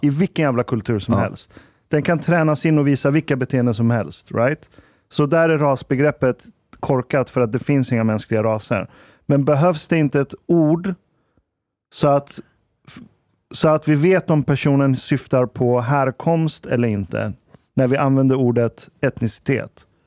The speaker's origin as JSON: {"language": "Swedish", "country": "Iran", "moved": "yes", "lives_now": "Sweden", "said": "Vi är 60 procent hemma i Iran"}